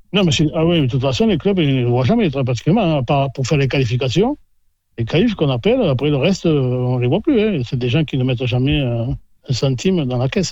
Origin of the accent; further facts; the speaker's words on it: Blasimon, Nouvelle-Aquitaine, France; also born or lived in Landes; Je suis blasimouné de, de souche.